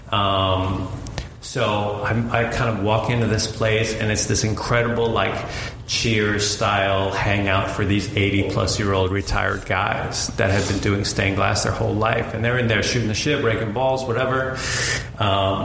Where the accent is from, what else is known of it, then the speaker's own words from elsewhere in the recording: Boston, Massachusetts, United States; I grew up in Boston, and you pretty much just get handed a Celtics and Patriots jersey when you come out of the womb there.